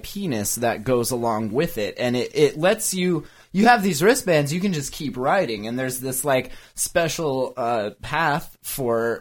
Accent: Montana, United States; we're from Montana

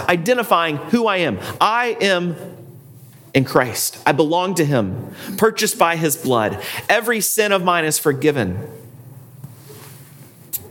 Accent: United States; I am an American

